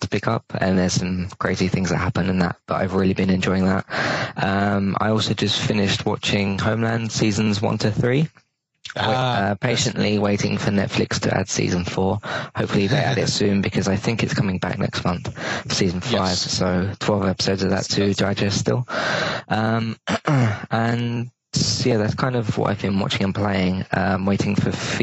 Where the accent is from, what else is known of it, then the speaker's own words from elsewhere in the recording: London, United Kingdom; I'm 21 from London.